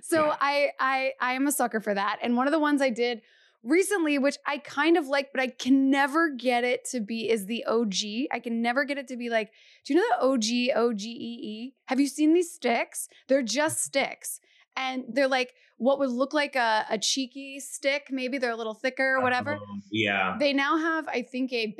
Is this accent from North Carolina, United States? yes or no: no; Kentucky, United States; moved away; growing up in Kentucky